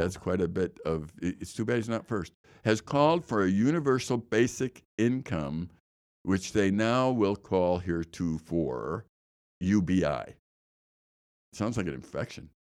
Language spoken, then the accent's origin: English; Chicago, Illinois, United States; I know where the Kennedy and Eisenhower is because I grew up there and I lived right off the Kennedy